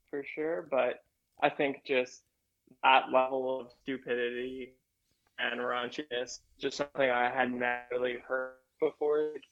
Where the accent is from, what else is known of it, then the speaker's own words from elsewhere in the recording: Canada; I'm Canadian.